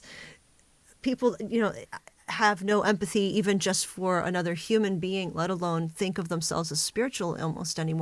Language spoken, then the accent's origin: English; United States; I'm really American